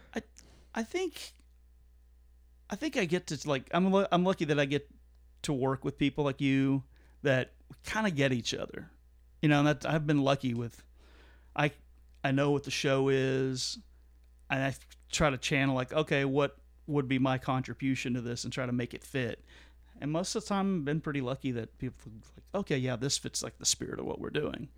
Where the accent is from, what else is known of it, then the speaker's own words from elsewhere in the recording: Fort Worth, Texas, United States; my hometown of Fort Worth.